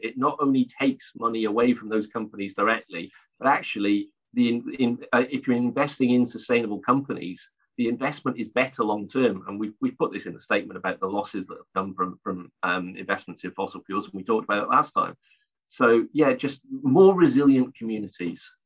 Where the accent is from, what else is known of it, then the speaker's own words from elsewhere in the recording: South Wales, United Kingdom; moved away; I'm from originally from South Wales, so I'm just about old enough to remember the impact of the coal, closures of the coal mines on communities